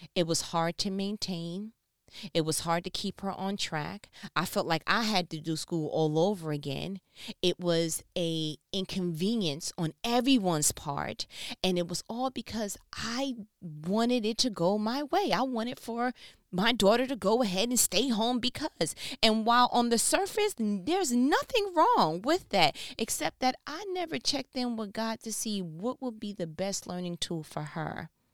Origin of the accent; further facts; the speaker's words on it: New York, United States; moved away as an adult; now in Southern United States; I'm from New York. I came to the South. This is, you know, I, I've worked in New York, 'cause born and raised, right, here, and came to the South